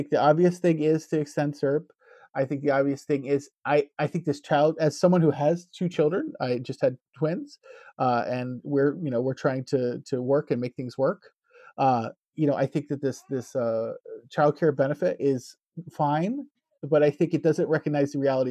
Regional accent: United States; moved away as an adult; also born or lived in Newfoundland, Canada; now in Canada; an American living in Canada

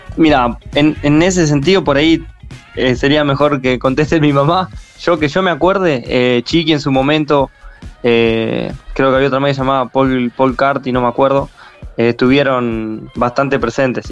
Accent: San Nicolás de los Arroyos, Buenos Aires Province, Argentina; Somos de San Nicolás de los Arroyos

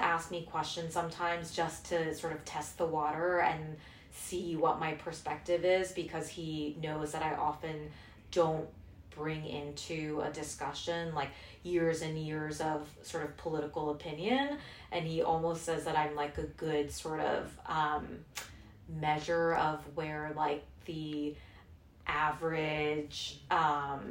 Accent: Hong Kong; moved away as an adult; also born or lived in South Korea; now in United States; I was born in Korea. I grew up mostly in Hong Kong

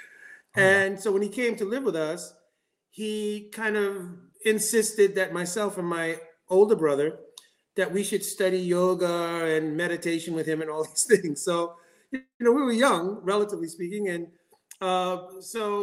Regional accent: New York, United States; also born or lived in Ohio; I was born in Ohio. This body is born in Ohio, and at a very young age, I came to New York

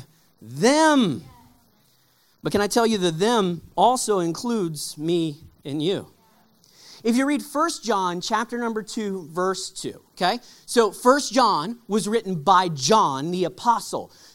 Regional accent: Texas, United States; We grew up in Texas

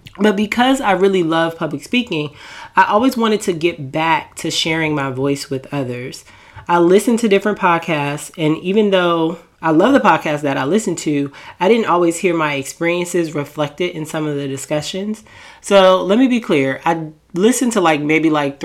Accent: Portland, Oregon, United States; moved away as an adult; also born or lived in the South / Washington, District of Columbia, United States; now in Maryland, United States; I was born in the South. I moved to DC before I was even 1 year old. And then I moved to Portland, Oregon when I was about 10 years old

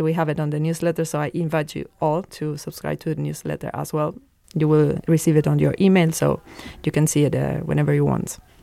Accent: Venezuela; now in Luxembourg; I come from a place in South America called Venezuela

